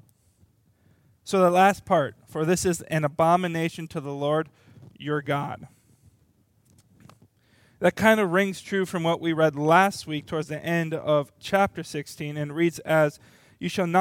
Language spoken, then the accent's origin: English; Little Falls, Minnesota, United States; I was born in Little Falls, Minnesota, very, very small town